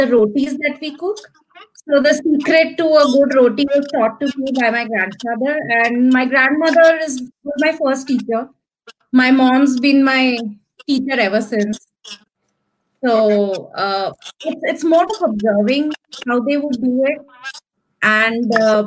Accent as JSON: {"language": "English", "town": "New Delhi", "region": "Delhi", "country": "India", "said": "So I am from New Delhi, India, the capital of India. And I'm a proper Delhi girl"}